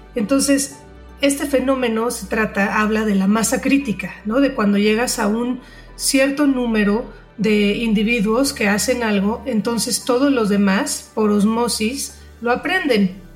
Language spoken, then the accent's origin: Spanish; Mexico City, Mexico; moved away as an adult; also born or lived in Manzanillo; yo soy de la Ciudad de México, para quienes no saben